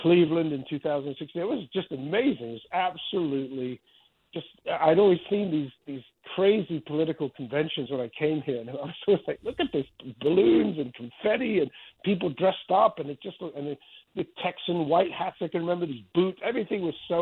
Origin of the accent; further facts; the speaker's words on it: Spain; now in United States; I grew up in Spain where it's just a completely different world